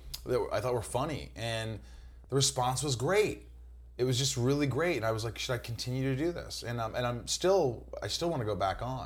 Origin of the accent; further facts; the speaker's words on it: Indiana, United States; also born or lived in New York; we moved to Indiana at a young age when I was like 8, but we were all like hearts of New Yorkers.